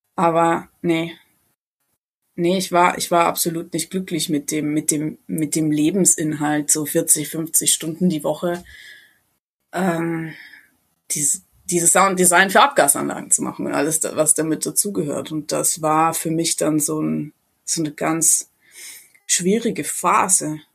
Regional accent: a small village near Ingolstadt, Bavaria, Germany; bin ich äh, ganz ursprünglich aus einem kleinen Dorf in der Nähe von Ingolstadt

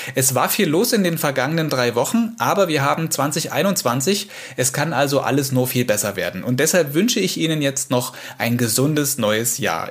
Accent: Saxony, Germany; hier bei uns in Sachsen

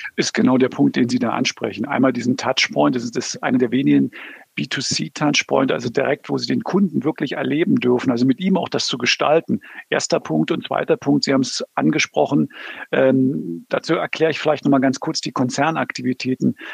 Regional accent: Berlin, Germany; now in Southern Germany; ich komme aus Berlin.

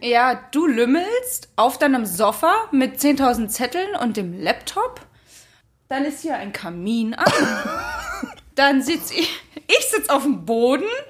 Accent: Germany; moved away as an adult; also aufgewachsen bin ich in der Nähe von Berlin. Das heißt, da bin, also da, das ist und bleibt für mich meine Heimat

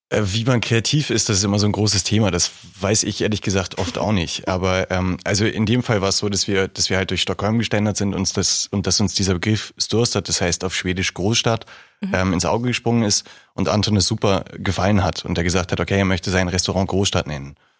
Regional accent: Hamburg, Germany; moved away as an adult; now in Regensburg, Germany; Hamburg ist eine wunderschöne Stadt und meine Heimat

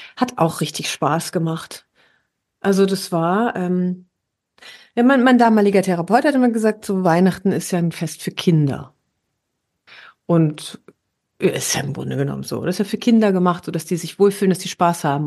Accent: Herne, North Rhine-Westphalia, Germany; moved away; war ich ja in Herne, meiner Heimatstadt

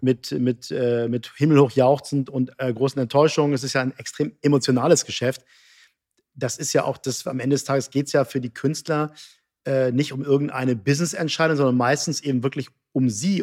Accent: Hamburg, Germany; now in Cologne, Germany; Ich bin Hamburger

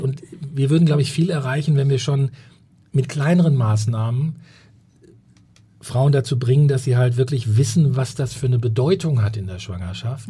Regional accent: Sauerland, North Rhine-Westphalia, Germany; moved away as an adult; also born or lived in Ruhr area / Berlin; now in Hamburg, Germany; ich komme aus dem Ruhrgebiet und ähm, beziehungsweise dann auch äh, groß geworden im Sauerland

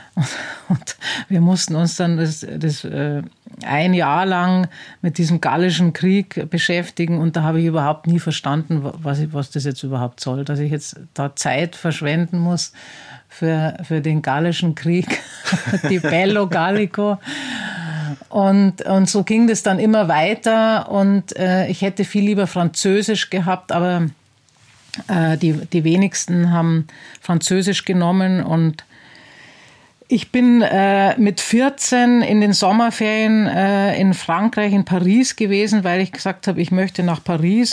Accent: Penzberg, Bavaria, Germany; also born or lived in Laufen; ich bin in Penzberg geboren. Penzberg ist ein ähm, oberbayerisches Städtchen

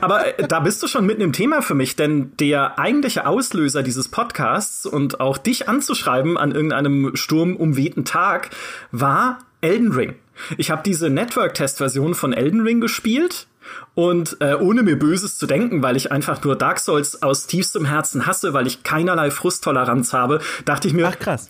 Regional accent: a village near Karlsruhe, Baden-Württemberg, Germany; in dem Dorf, in dem ich aufgewachsen bin, so ein 4000 Seelenort in der Nähe von Karlsruhe

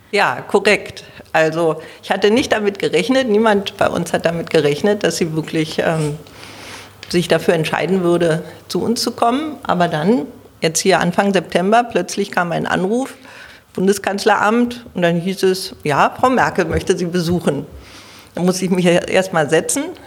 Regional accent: Berlin, Germany; ich bin eine waschechte Berlinerin. Ich lebe im Südwesten Berlins, in Zehlendorf

